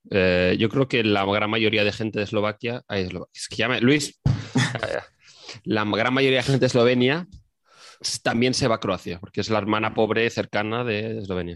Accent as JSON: {"language": "Spanish", "country": "Spain", "said": "yo que soy de España"}